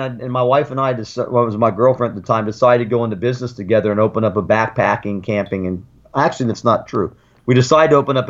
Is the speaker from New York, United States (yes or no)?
no; Sarasota, Florida, United States; also born or lived in Germany; I grew up in Florida. I was an Army brat. I was born in Germany. My dad was a U.S. Army officer. One of my sisters was born over there, and then I had another sister and a brother born in the States. We were raised in Florida, went to public schools here